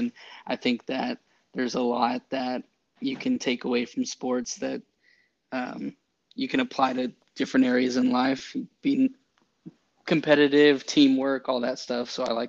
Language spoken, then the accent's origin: English; Round Rock, Texas, United States; I'm from Round Rock, Texas.